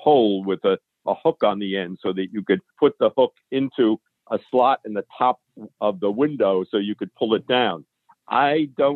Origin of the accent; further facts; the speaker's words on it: Long Island, New York, United States; also born or lived in Venezuela; I was born and raised on Long Island